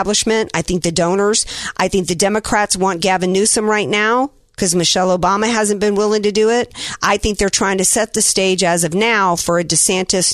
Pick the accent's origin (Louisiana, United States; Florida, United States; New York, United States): Louisiana, United States; that's my home state